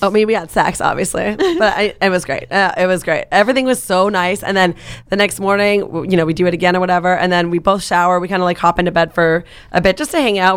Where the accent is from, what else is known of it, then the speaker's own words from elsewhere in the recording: Vancouver, British Columbia, Canada; moved away as an adult; now in United States; I'm from Vancouver